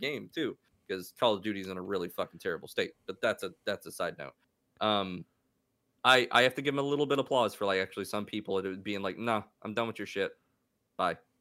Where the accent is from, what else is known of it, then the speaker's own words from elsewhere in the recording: United States; me being an American